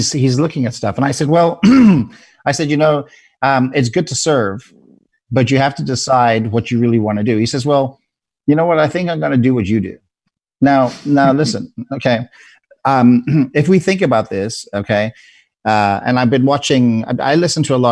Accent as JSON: {"language": "English", "country": "South Africa", "tie": "born or raised there", "moved": "yes", "said": "where I was born in South Africa"}